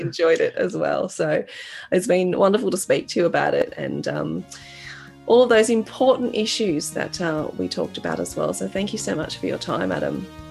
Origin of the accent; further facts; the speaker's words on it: Australia; growing up in Australia